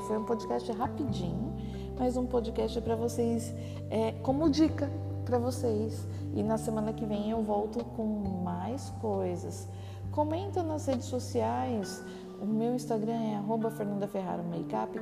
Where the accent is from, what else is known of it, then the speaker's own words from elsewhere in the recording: Baixada Santista, São Paulo, Brazil; Eu sou da Baixada Santista